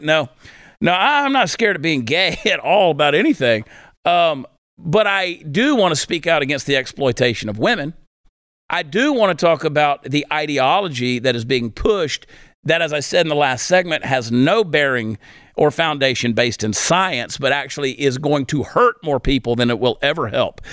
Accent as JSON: {"language": "English", "country": "United States"}